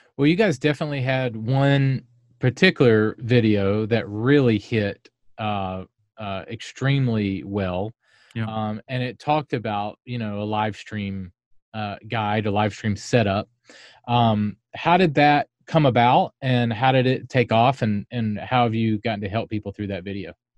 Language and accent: English; the South, United States; I'm from North and South Carolina